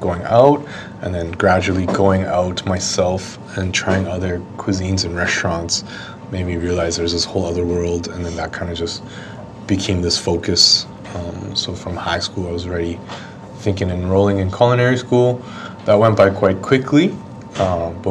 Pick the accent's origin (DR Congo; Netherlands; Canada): Canada; Edmonton, Alberta; moved away as an adult; now in Copenhagen, Denmark; My background is I'm Cantonese, but born and raised in Canada